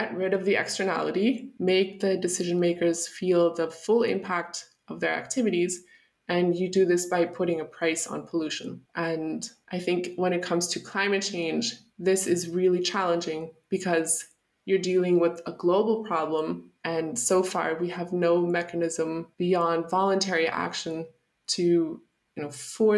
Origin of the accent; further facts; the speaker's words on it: United States; born there; I'll start with the fact that I was born in the United States to German parents. So I have dual citizenship.